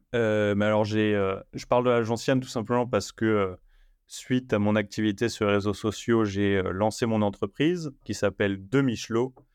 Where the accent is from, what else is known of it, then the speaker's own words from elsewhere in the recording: France; chez nous en Europe et surtout en France lors de mon retour du coup en France